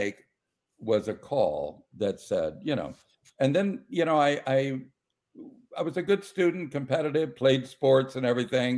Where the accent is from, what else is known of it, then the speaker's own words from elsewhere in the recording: Modesto, California, United States; I'm from Modesto, California, which is in the San Joaquin Valley